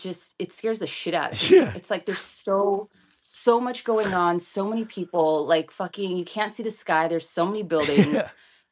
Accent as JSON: {"language": "English", "town": "Hollywood", "region": "California", "country": "United States", "tie": "born or raised there", "said": "I was born and raised in Hollywood, but after having my son, I actually got pregnant in Hawaii and then went back to LA to have my son."}